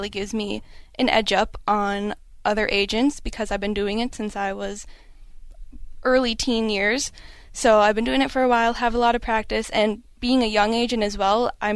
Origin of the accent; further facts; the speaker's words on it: Escanaba, Michigan, United States; moved away as an adult; also born or lived in Chicago, Illinois; now in Twin Cities, Minnesota, United States; I'm from Michigan. I'm from the Upper Peninsula, little town called Escanaba. Just moved to the Twin Cities